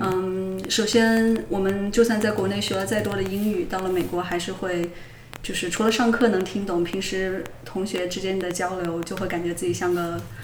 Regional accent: Changsha, Hunan, China; moved away as an adult; also born or lived in Beijing / Pittsburgh; 长沙人。

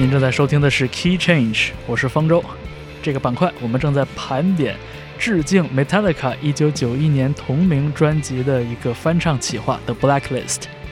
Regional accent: China; 我们这些在国内长大

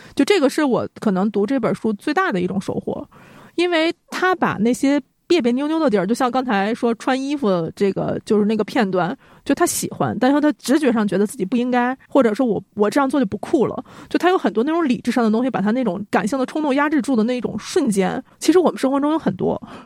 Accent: Northeast China, China; now in Beijing, China; 幸好我是个东北人

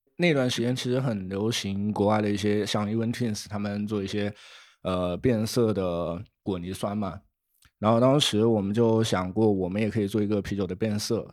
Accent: Wuhan, Hubei, China; moved away as an adult; now in Shenzhen, China; 像我从小在武汉长大嘛

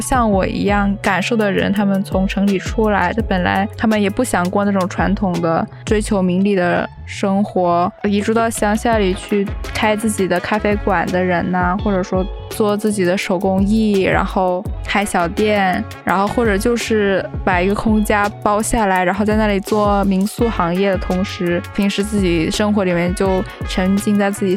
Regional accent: Shenzhen, Guangdong, China; moved away as an adult; also born or lived in Tokyo, Japan; now in Chiba, Japan; 我从深圳从小生活长大的

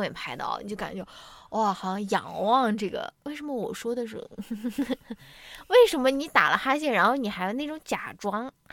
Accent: China; 我们中国人从小没有这种质疑权力的这种教育了

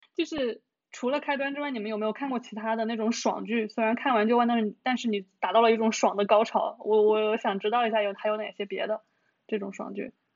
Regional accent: Hunan, China; 我们小时候湖南还有叫政法频道的

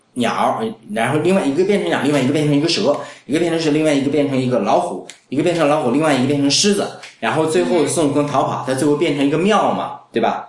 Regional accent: China; 那这是我们中国人喜欢的

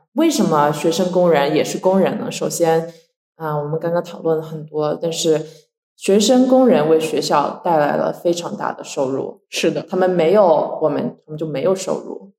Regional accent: China; moved away as an adult; now in United States; 中国长大，大家都会受到各种红色宣传

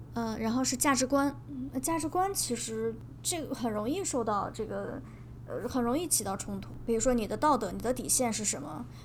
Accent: northern China, China; 因为我，我是一个北方人嘛，但是我很喜欢吃甜豆花

